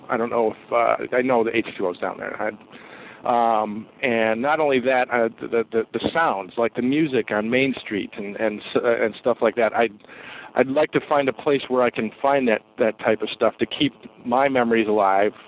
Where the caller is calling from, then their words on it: Geneva, Illinois, United States; I'm calling from Geneva, Illinois